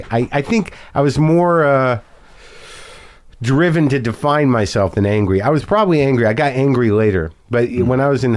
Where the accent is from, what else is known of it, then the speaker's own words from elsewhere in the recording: Albuquerque, New Mexico, United States; I grew up in Albuquerque, New Mexico.